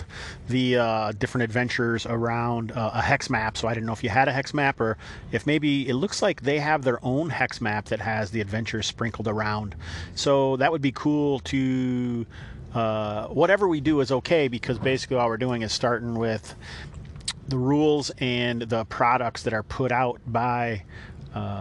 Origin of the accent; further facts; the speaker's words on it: United States; I am American